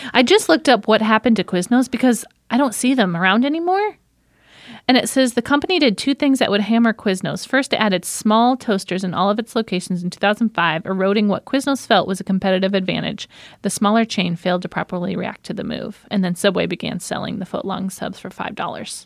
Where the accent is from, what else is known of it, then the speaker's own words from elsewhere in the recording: St. Joseph, Michigan, United States; accent: Michigan; moved away; I grew up in Saint Joseph, Michigan